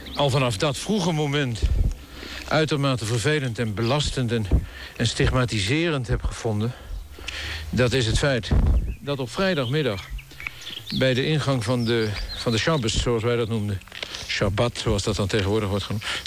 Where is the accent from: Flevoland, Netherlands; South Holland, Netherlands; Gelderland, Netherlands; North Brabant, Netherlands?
South Holland, Netherlands; The Hague; also born or lived in Zandvoort; Ik ben geboren in Scheveningen